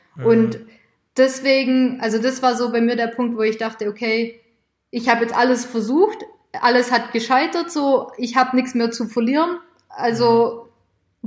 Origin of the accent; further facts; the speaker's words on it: near Stuttgart, Baden-Württemberg, Germany; ich komme aus der Nähe von Stuttgart